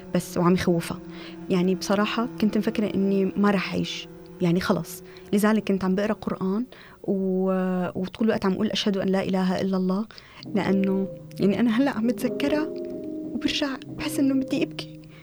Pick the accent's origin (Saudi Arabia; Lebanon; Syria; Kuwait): Syria; Damascus, Damascus Governorate; moved away as an adult; also born or lived in Jordan; now in Istanbul, Turkey